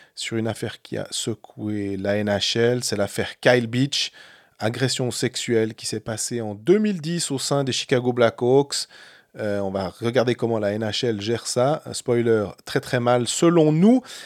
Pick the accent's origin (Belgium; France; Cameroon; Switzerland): Switzerland; en tant que Suisse